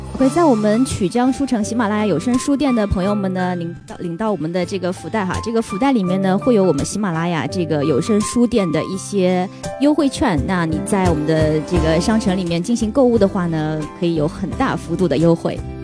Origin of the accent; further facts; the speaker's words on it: China; 就我们中国人在对于吃的上面，真的是无可挑剔的。